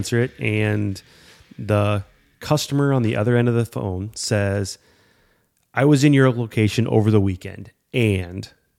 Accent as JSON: {"language": "English", "town": "Davenport", "region": "Iowa", "country": "United States", "said": "We're from Davenport, Iowa."}